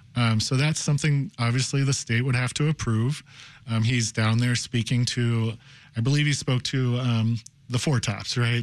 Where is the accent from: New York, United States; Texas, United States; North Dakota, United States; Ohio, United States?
Ohio, United States; Cincinnati; now in Chicago, United States; I'm from Cincinnati